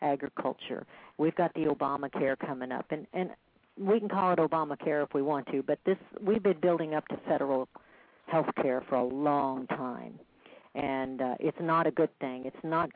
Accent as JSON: {"language": "English", "town": "Kansas City", "region": "Missouri", "country": "United States", "said": "I came from Kansas City."}